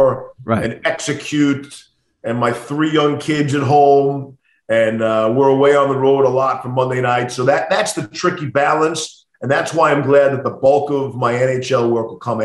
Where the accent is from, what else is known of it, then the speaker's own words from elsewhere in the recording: Long Island, New York, United States; growing up in New York and listening to Marv.